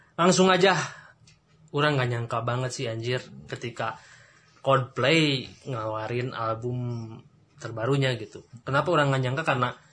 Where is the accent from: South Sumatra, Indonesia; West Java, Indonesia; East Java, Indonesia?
West Java, Indonesia; Rancaekek; saya orang Rancaikek